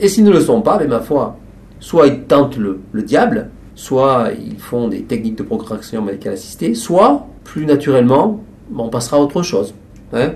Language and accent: French; France; Ici, chez nous, en France